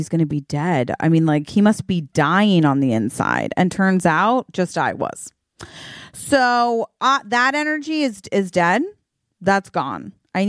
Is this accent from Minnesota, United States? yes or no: no; Virginia, United States; accent: Virginia; I think that's my Virginia accent.